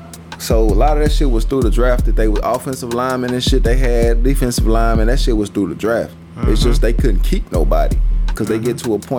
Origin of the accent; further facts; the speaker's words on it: Wisconsin, United States; I want niggas to think I'm down here chopping wood and lifting goddamn logs and shit because I'm from Wisconsin